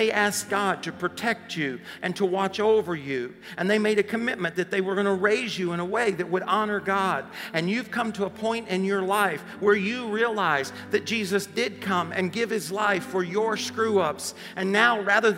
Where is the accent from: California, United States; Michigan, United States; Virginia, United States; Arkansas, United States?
Arkansas, United States; Paragould; one of the guys I grew up with in Paragol. A small town